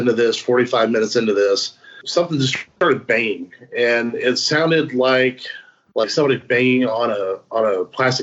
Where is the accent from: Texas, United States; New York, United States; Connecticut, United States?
Texas, United States; I am a Texan